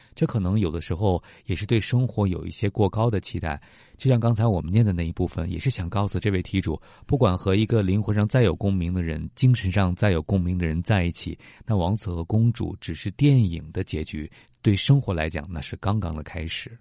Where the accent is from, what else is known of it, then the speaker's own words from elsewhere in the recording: China; 我们中国人